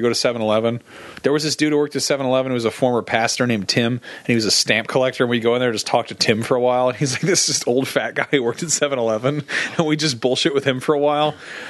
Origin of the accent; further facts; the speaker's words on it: Sonoma, California, United States; moved away; I go back to Sonoma and I run into friends